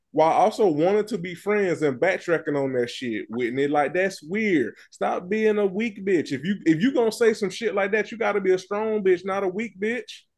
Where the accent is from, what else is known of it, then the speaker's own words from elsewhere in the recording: the South, United States; I'm from the country, and I'm from the South